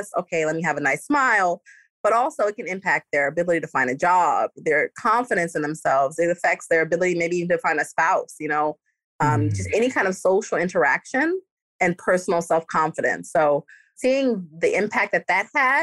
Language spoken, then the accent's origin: English; New York City, New York, United States; moved away as an adult; now in Florida, United States; I'm originally from New York City, born and raised in Brooklyn.